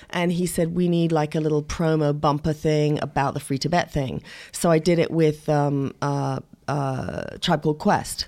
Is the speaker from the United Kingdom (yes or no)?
yes; England, United Kingdom; moved away; also born or lived in Shamokin, Pennsylvania; I was brought up mostly in England, but my father was Ukrainian American